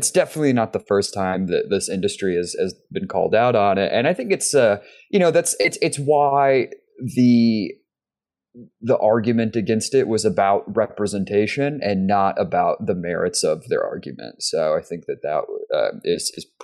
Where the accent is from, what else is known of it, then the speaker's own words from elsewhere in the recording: Texas, United States; we're from Texas